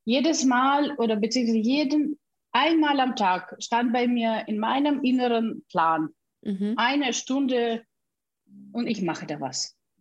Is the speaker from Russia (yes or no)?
yes; Siberia, Russia; German is a second language; moved away as an adult; also born or lived in Bamberg, Germany; now in Germany; Ich bin in Sibirien gebo geboren und mit 18 Jahren bin ich nach Deutschland ausgereist.